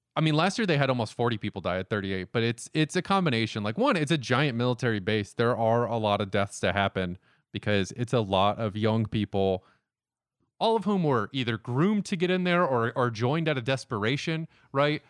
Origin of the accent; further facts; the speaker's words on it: the South, United States; we're from the South.